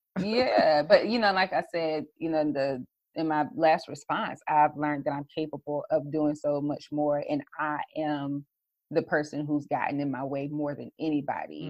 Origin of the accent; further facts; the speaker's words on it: South Carolina, United States; a brand strategist, social media strategist from the South Carolina area